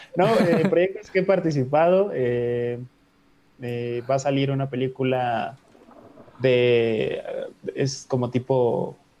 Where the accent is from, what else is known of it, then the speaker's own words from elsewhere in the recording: Mexico; somos mexicanos